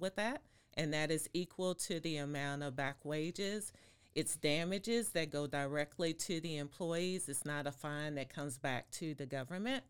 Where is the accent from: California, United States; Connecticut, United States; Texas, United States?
Texas, United States; Waco; also born or lived in Fort Worth; now in Austin, United States; I am from Waco